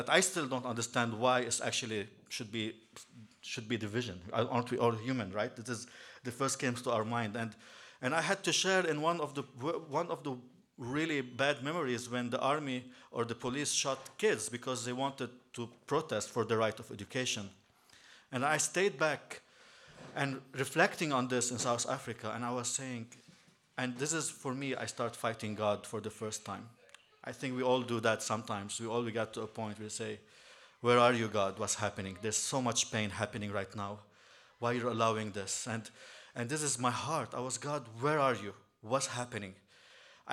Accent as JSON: {"language": "English", "town": "Beirut", "region": "Beirut Governorate", "country": "Lebanon", "tie": "born or raised there", "also_born_or_lived": "Shankill Road, Belfast", "moved": "as an adult", "said": "I'm here from Lebanon"}